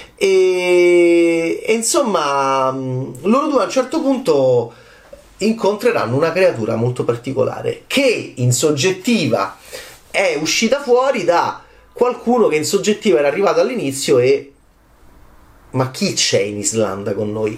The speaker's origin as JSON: {"language": "Italian", "country": "Italy"}